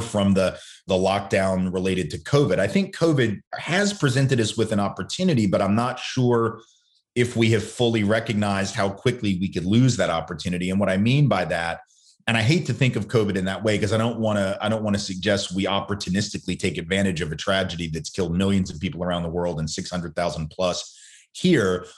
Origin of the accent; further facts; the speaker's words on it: the South, United States; growing up in the South